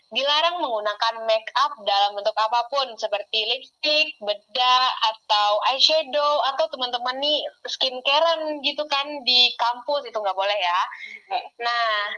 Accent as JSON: {"language": "Indonesian", "region": "Riau", "country": "Indonesia", "moved": "as an adult", "lives_now": "Jambi, Indonesia", "said": "aku juga, eh, dari Provinsi Riau"}